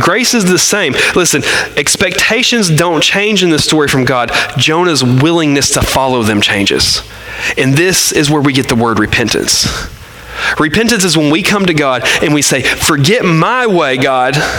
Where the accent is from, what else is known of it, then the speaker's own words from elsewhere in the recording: Arkansas, United States; we're from Arkansas